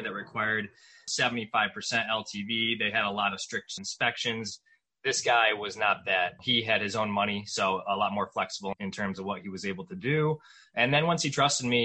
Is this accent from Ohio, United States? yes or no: yes; Cleveland, Ohio, United States; I was born and raised just outside Cleveland, Ohio.